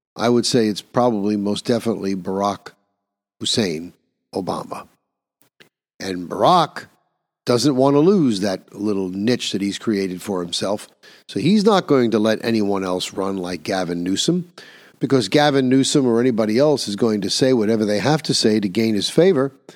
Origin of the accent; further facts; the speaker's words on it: New York, United States; In my own home state of New York